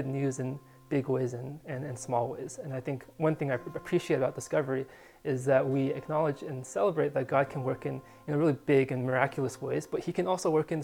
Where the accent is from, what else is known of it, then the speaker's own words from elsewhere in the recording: California, United States; moved away as an adult; also born or lived in San Diego, California / Pittsburgh, Pennsylvania; having grown up and just lived in California